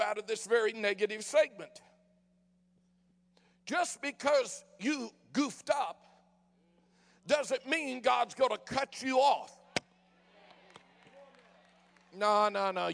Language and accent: English; Denver, Colorado, United States; moved away; also born or lived in San Francisco, California; I was born in San Francisco and raised in Denver